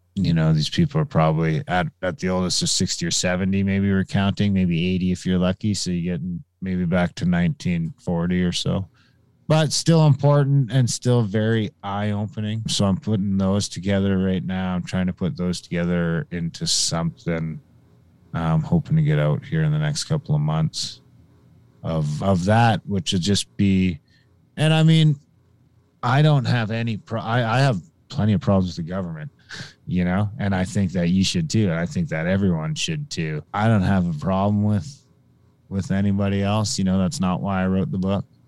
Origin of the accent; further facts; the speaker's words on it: Pikangikum, Ontario, Canada; the reserve by my hometown, Pekingika